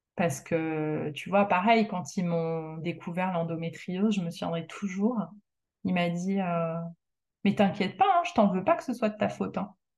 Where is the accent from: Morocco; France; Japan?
France; moved away as an adult; also born or lived in Canada; même si je suis devenue canadienne, je suis quand même euh, française. Je suis née en France.